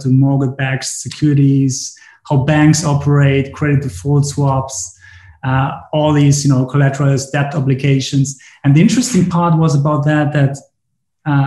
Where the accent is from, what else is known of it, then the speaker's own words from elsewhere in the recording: Germany; also born or lived in Poland / Chicago; I was born in Poland, lived there for 2 years when at this point, my parents decided to move to Germany. And ever since, I'm living in Germany